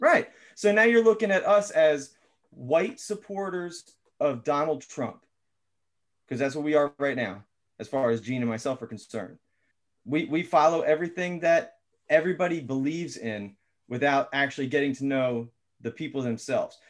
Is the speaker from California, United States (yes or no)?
no; Philadelphia, Pennsylvania, United States; also born or lived in West Chester; I was born in North Philly.